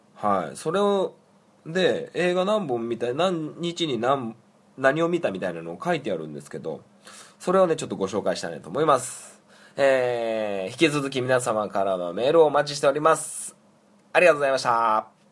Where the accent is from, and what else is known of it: Niigata, Japan; born or raised there